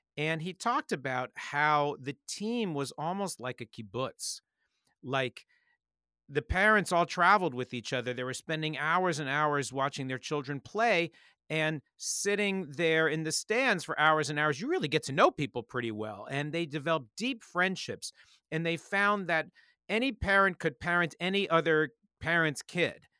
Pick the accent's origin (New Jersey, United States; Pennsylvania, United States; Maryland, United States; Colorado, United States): Maryland, United States; Montgomery County, D.C.; Growing up outside Washington, D C, and Montgomery County